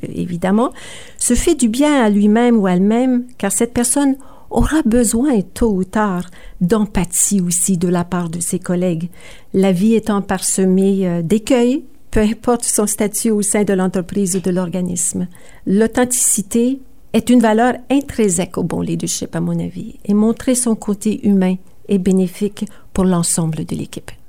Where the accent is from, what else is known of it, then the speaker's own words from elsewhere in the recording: Sudbury, Ontario, Canada; also born or lived in Kapuskasing, Ontario; je suis née à Kapuskasing, une petite communauté du nord de l'Ontario. Euh, j'ai grandi à Sudbury